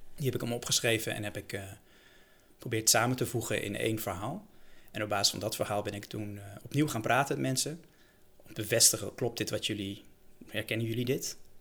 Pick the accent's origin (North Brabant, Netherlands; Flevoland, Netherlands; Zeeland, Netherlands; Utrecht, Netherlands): Utrecht, Netherlands; Bilthoven; ik ben zelf opgegroeid in Beeldhoven